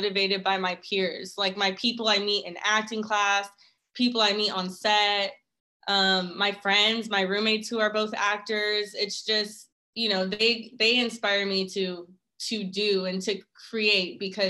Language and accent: English; Dallas, Texas, United States; moved away as an adult; now in Atlanta, United States; I'm originally from Dallas, Texas, and I moved to Atlanta about a year and a half ago